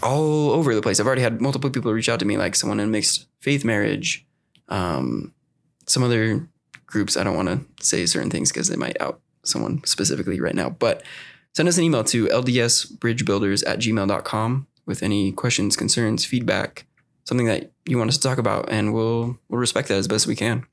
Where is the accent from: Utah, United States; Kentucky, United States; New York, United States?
Utah, United States; I did grow up in Utah my whole life